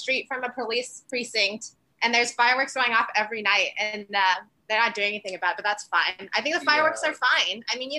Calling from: New York City, New York, United States; I'm calling from Brooklyn.

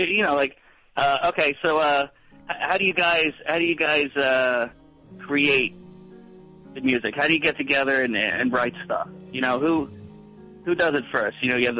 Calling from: Bensalem, Pennsylvania, United States; I'm calling from Ben Salem, and just outside Philly.

